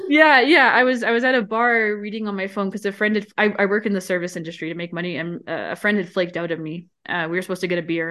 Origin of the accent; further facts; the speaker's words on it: Canada; I'm from Canada